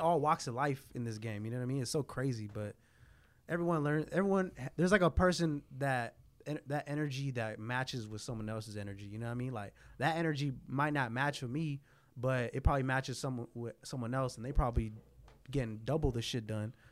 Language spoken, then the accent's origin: English; San Jose, California, United States; I was from San Jose